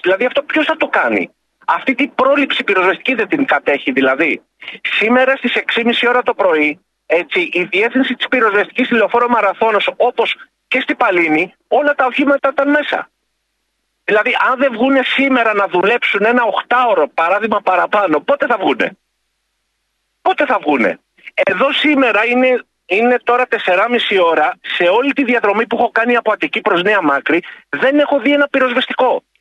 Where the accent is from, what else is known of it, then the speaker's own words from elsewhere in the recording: Neapoli, Peloponnese, Greece; now in Saronida, Greece; κατάγομαι από την Νεάπολη Λακωνία